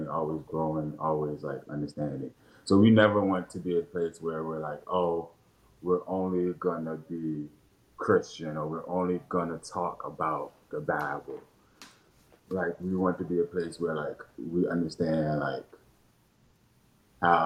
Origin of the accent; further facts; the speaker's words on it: Richmond, Virginia, United States; I was born and raised in Churchill